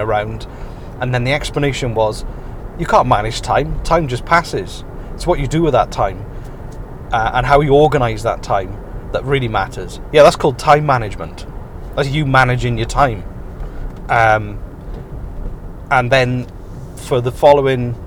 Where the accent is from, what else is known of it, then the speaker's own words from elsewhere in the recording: Wales, United Kingdom; moved away; I'm Welsh.